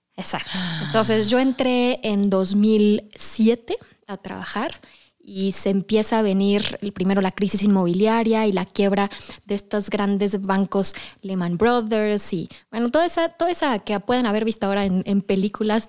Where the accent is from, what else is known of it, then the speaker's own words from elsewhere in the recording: Mexico; como mexicanos y como la cultura mexicana